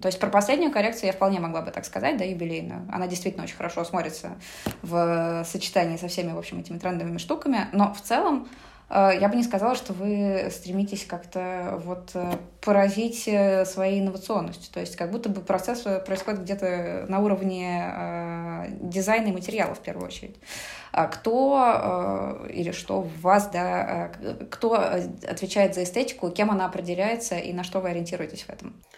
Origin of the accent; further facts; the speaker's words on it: Moscow, Russia; moved away as an adult; now in Saint Petersburg, Russia; я сама из Москвы